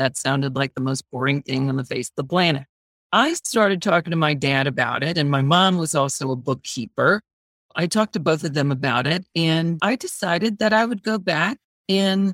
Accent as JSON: {"language": "English", "region": "Georgia", "country": "United States", "tie": "born or raised there", "moved": "as an adult", "lives_now": "Washington, D.C., United States", "said": "growing up in Georgia"}